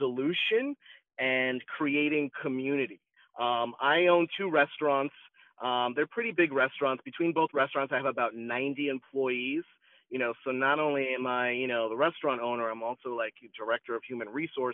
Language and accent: English; Long Island, New York, United States; also born or lived in Manhattan; I grew up in Long Island, but moving to Manhattan, attending college in Manhattan